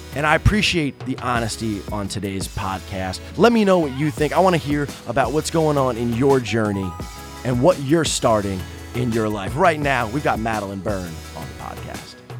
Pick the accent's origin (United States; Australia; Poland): United States; New York; I'm from New York